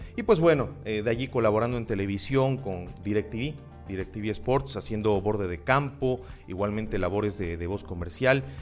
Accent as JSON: {"language": "Spanish", "town": "Cuenca", "region": "Azuay", "country": "Ecuador", "tie": "born or raised there", "also_born_or_lived": "Loja, Ecuador", "said": "mi ciudad natal, en Cuenca"}